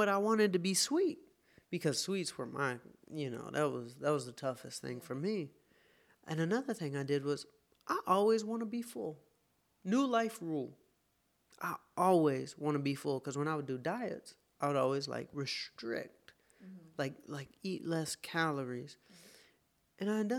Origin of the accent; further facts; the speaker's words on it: the South, United States; I'm from the South. Being vegan is not what...